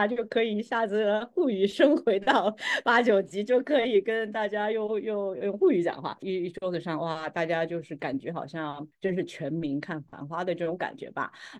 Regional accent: Ningxia, China; also born or lived in Hangzhou / Shanghai; 我其实老家是杭州，在那边出生，但是我小时候呢又在宁夏长大，因为我父母在那边插队落户。

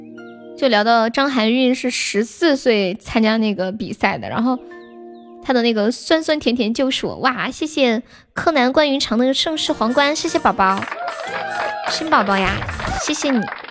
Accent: Sichuan, China; 对，我是四川的。

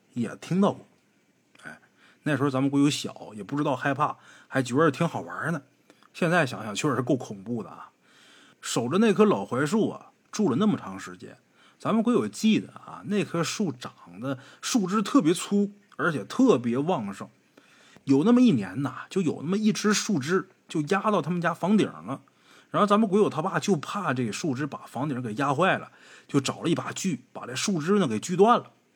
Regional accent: Haicheng, Liaoning, China; accent: Liaoning, no distinction between flat and retroflex sibilants; 我们辽宁人呢，说话有个毛病，就是平时有时候不分哈

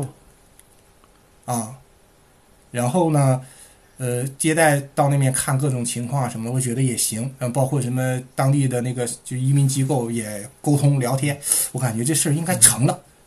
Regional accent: Shuangyashan, Heilongjiang, China; accent: Heilongjiang accent; moved away as an adult; also born or lived in Dalian / Beijing; now in Melbourne, Australia; 我是在黑龙江长大的，呃，呃，上的大学是在大连

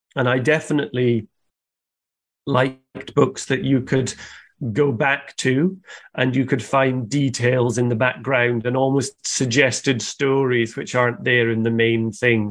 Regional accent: Scotland, United Kingdom; where I grew up in Scotland in the countryside, our house was surrounded by big forests

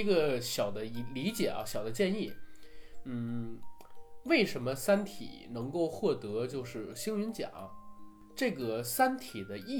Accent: China; 就是我们中国人在写一些呃文字的时候，写一些文学作品的时候，为什么很难？

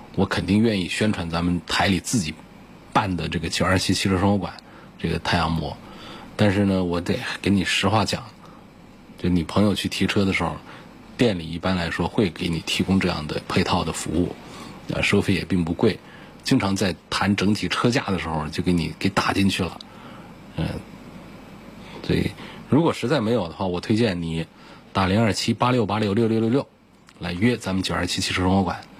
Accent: Hubei, China; 我们湖北这边

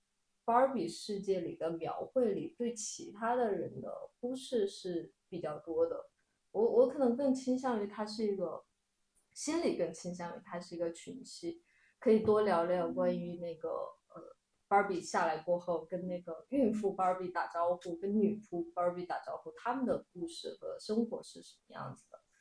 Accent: Chongqing, China; 我是个重庆人，Barbie 是要用儿化音的。

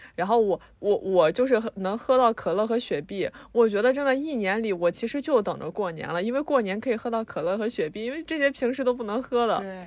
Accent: Anhui, China; 像我和嘎嘎呢都是安徽的

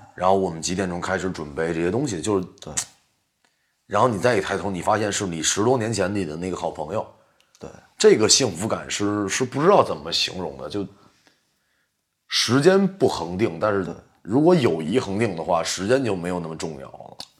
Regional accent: China; 我们是中国人嘛

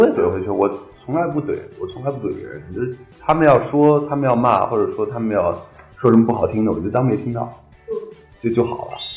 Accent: Hohhot, Inner Mongolia, China; moved away; 我最近开了一个在，在我老家那边嗯。呼和浩特开了一个酒吧嗯。叫中华大酒楼

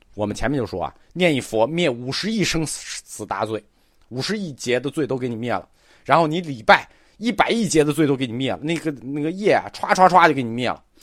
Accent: China; 我们中国人

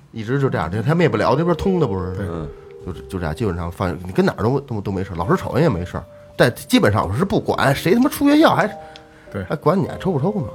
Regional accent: Changping, Beijing, China; 我说昌平

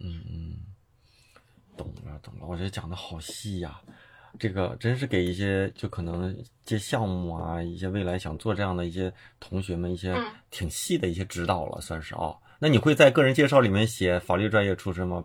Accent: Liaoning, China; 我是辽宁人，辽宁人

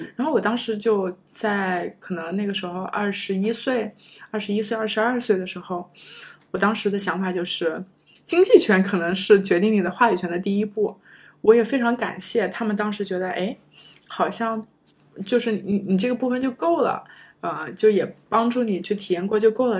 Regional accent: China; moved away as an adult; also born or lived in United States; 中国学生，我们

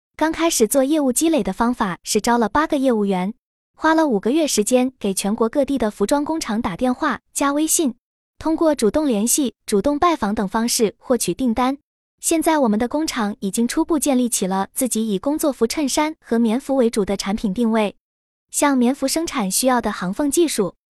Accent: Guangzhou, Guangdong, China; moved away as an adult; now in Changchun area, China; 在我的老家广州

